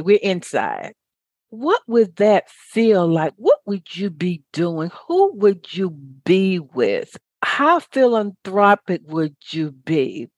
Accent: the South, United States; I grew up in a good old Baptist church. I'm from the South

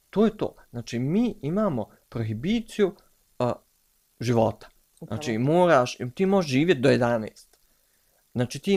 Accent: Tuzla, Federation of Bosnia and Herzegovina, Bosnia & Herzegovina; strašno volim Tuzla, ja sam iz Tuzle.

